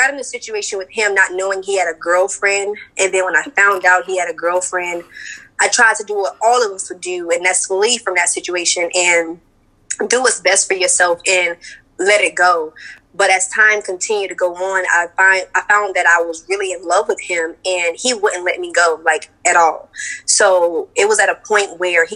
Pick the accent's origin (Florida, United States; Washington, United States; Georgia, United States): Florida, United States; Orlando; I'm from Orlando, Florida